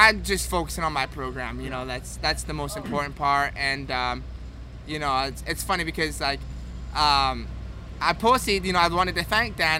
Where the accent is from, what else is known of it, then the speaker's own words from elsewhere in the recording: Scotland, United Kingdom; as Scottish people, we've got thick skin